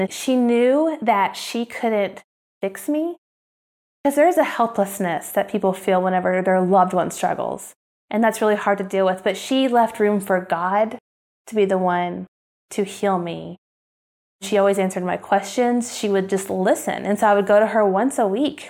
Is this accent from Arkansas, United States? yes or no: no; Oklahoma, United States; moved away; this housewife from Oklahoma, the Bible Belt, who loves Target and Starbucks